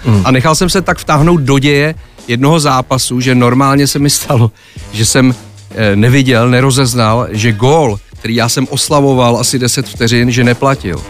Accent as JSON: {"language": "Czech", "region": "Prague", "country": "Czechia", "tie": "born or raised there", "said": "Akorát jsem rodilej Žižkovák"}